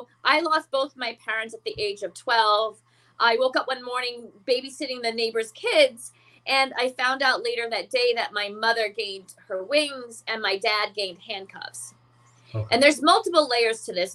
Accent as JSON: {"language": "English", "region": "Florida", "country": "United States", "tie": "born or raised there", "also_born_or_lived": "Bronx, New York", "said": "I was born in the Bronx. I grew up in Florida"}